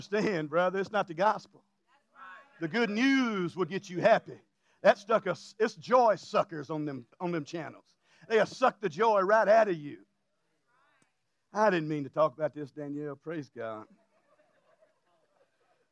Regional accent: Louisiana, United States; I'm from Louisiana

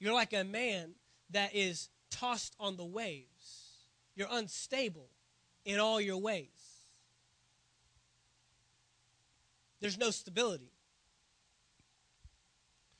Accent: Dallas, Texas, United States; I grew up in the Dallas area

